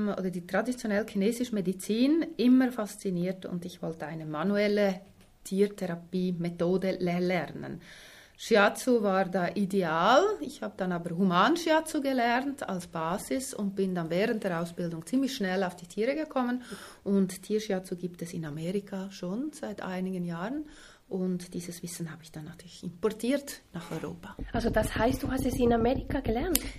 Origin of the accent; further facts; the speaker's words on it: Switzerland; also born or lived in Sweden; Ich bin in der Schweiz aufgewachsen, in Schweden geboren